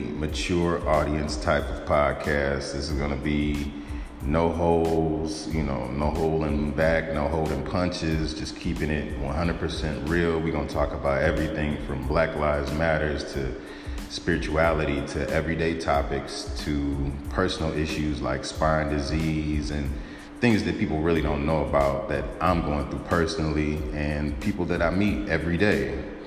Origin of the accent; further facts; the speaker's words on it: Detroit, Michigan, United States; I'm from Detroit. I'm 42